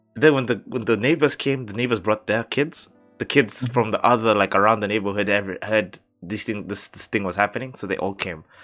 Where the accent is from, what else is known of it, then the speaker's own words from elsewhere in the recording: Mombasa, Mombasa County, Kenya; I've slept at like two or three in my neighborhood. Yeah. In Mombasa.